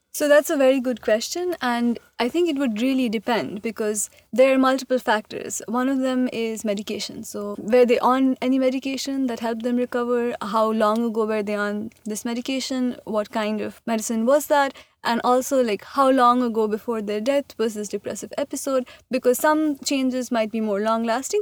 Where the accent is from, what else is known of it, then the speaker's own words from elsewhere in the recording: India; moved away as an adult; also born or lived in Massachusetts; I am from India and I did, like, I was born there, I grew up there, I did high school there